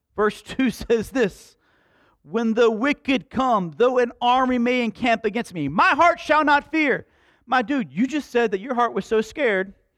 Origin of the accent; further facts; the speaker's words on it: Slapout, United States; I grew up in Slap Out